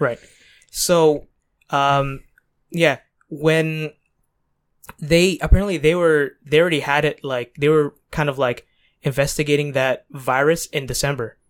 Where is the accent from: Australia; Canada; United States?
Canada; Toronto, Ontario; We're Canadian born, Toronto raised